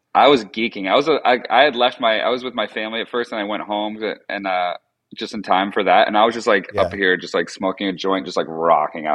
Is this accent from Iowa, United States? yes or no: no; Vermont, United States; I grew up like in Vermont in the woods